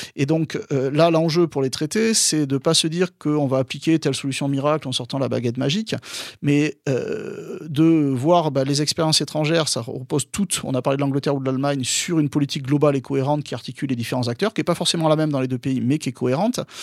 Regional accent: Bordeaux, Nouvelle-Aquitaine, France; also born or lived in Lyon, France; je suis originaire de Bordeaux

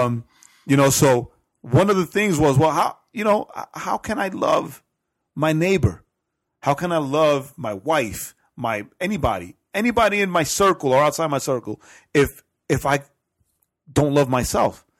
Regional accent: New York City, New York, United States; I grew up in Edgemere

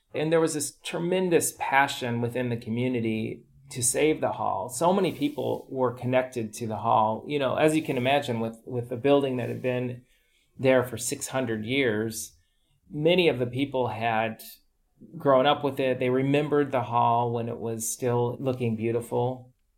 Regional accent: United States; moved away; growing up in the America

